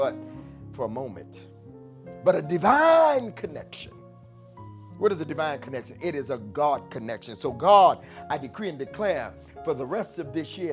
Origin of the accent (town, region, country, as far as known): Detroit, Michigan, United States